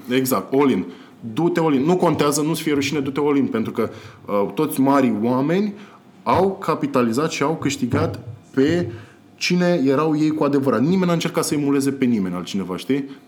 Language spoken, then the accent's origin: Romanian; Constanța, Constanța County, Romania; moved away as an adult; eu vin din Constanța și când eram în Constanța, uh, pentru cineva de vârsta mea care era la facultate